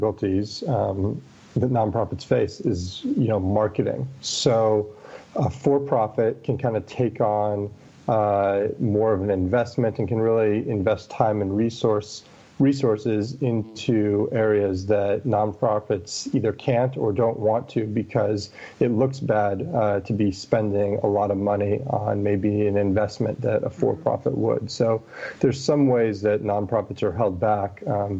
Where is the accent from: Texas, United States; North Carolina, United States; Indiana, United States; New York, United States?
Texas, United States; now in Chicago, United States; So I'm originally from Texas